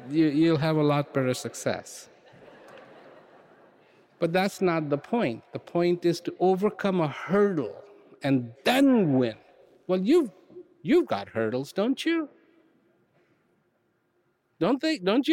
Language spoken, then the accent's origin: English; India; I was born in India